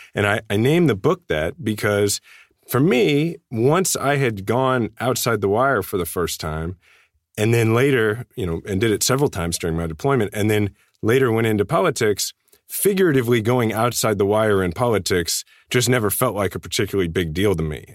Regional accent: Kansas City, Missouri, United States; my hometown

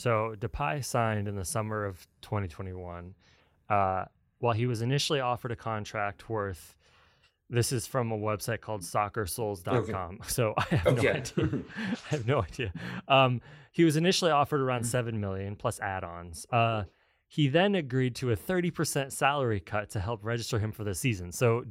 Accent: Detroit, Michigan, United States; I'm from Detroit.

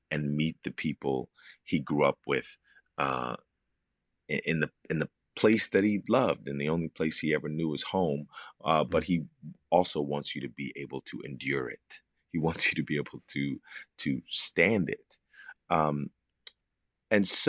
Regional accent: Philadelphia, Pennsylvania, United States; moved away; I grew up in Philadelphia, which is just a couple of hours away

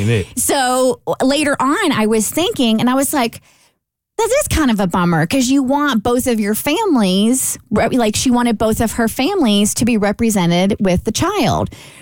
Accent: Kentucky, United States; See, we're all from Kentucky, so I felt this was a completely suitable question to ponder.

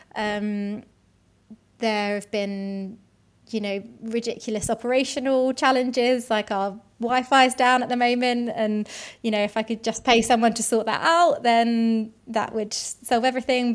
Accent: London, United Kingdom; I grew up in South London, so not too far from where I work now. I've always been a Londoner.

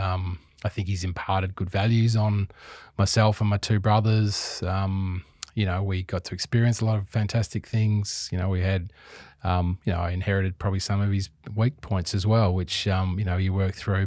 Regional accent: Perth, Western Australia, Australia; also born or lived in Adelaide; now in Melbourne, Australia; growing up in Perth

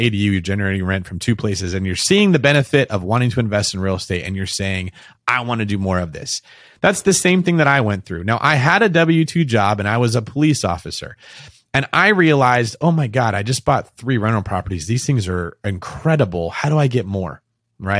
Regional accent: Manteca, California, United States; moved away as an adult; also born or lived in Bay Area; I moved to the Bay Area away from a city called Manteca, where I grew up in the Central Valley

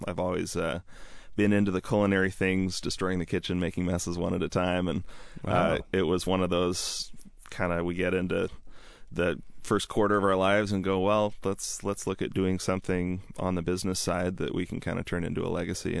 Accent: Seattle, Washington, United States; I'm from the Seattle area my whole life, and it's always the question I get asked because I am somewhat young. I'm 28

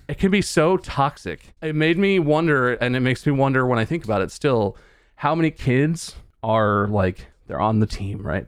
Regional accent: Ohio, United States; moved away; also born or lived in North Carolina; we lived in Ohio, we're from Ohio

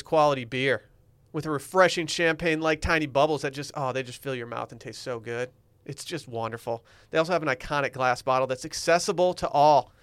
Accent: United States; I'm American

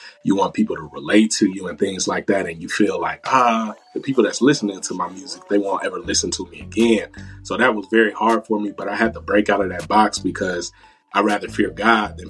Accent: Dayton, Ohio, United States; So I'm 27 and I grew up in Dayton, Ohio

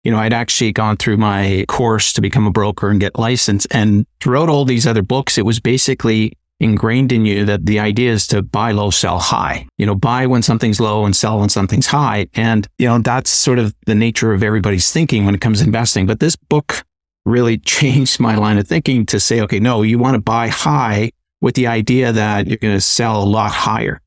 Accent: Canada; being Canadian

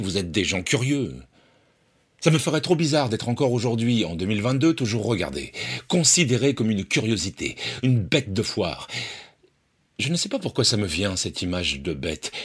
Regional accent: Poitiers, Nouvelle-Aquitaine, France; je suis né à Poitiers

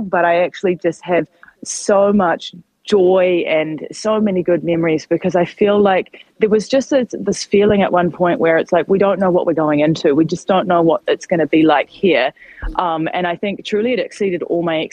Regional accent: New Zealand; moved away

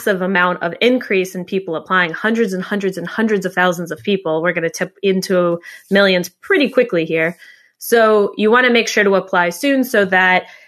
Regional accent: United States; also born or lived in New York; I'm an American, live in New York

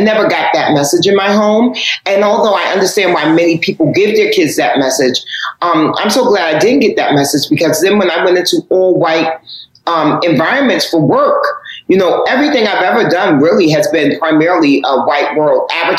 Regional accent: Harlem, New York, United States; You know, I'm from Harlem.

